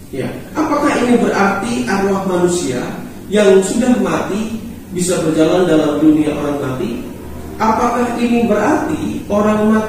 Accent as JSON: {"language": "Indonesian", "town": "Jepara", "region": "Central Java", "country": "Indonesia", "said": "Eh, kebetulan di kampung di mana saya tinggal eh, di Jepara, saudara dan saudari sekalian, ya saya berasal dari Jepara."}